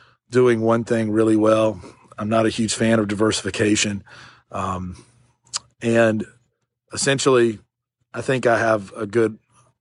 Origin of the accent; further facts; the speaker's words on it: Shelby, North Carolina, United States; Shelby, which is my hometown, which is where I'm at right now